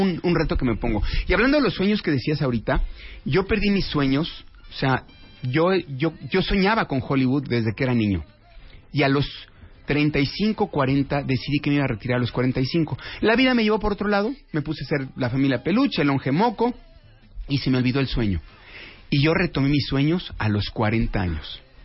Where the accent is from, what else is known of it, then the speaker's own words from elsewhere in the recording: Mexico; moved away as an adult; now in Los Angeles, United States; así hablamos todos los mexicanos